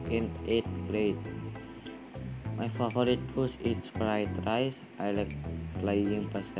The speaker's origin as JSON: {"language": "English", "country": "Indonesia", "also_born_or_lived": "Semarang, Central Java", "said": "… from …. I come from Indonesia. I live in Semarang. I'm 13 years old. I'm student at Yesta School. I'm in 8th grade."}